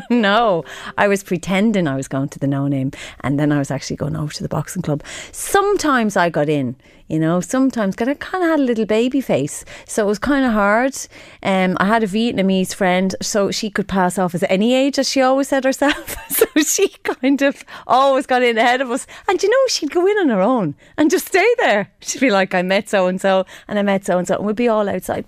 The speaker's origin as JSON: {"language": "English", "town": "Drogheda", "region": "Leinster", "country": "Ireland", "tie": "born or raised there", "moved": "yes", "said": "I'm from Drogheda"}